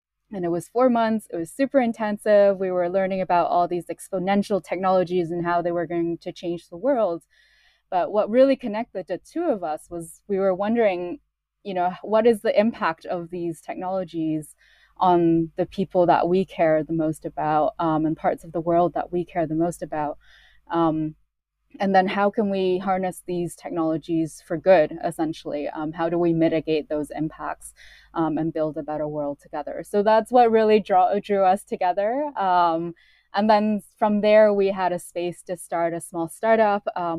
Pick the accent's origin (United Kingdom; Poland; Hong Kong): Hong Kong; also born or lived in Canada; I moved to Canada when I was four. And then when I was eight, I moved back to Hong Kong. So I was born in Hong Kong.